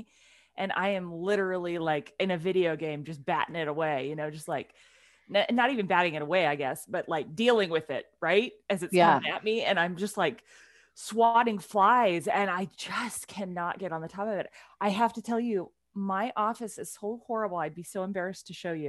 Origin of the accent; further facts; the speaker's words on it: Pacific Northwest, United States; we are two women from the Pacific Northwest